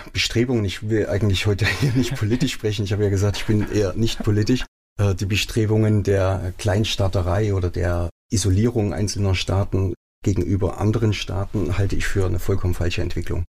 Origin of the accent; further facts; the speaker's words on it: Germany; moved away as an adult; also born or lived in Davos, Switzerland; now in Bodenheim, Germany; Dort groß geworden, dort meine Schulausbildung gemacht, sogar den Wehrdienst dort abgeleistet